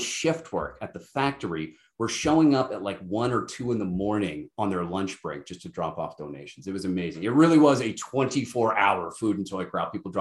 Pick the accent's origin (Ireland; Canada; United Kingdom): Canada; New Glasgow, Nova Scotia; also born or lived in St. Thomas, Ontario / Muskoka, Ontario; now in Listowel, Canada; I'm a blue noser at heart. I was born and raised in New Glasgow, Nova Scotia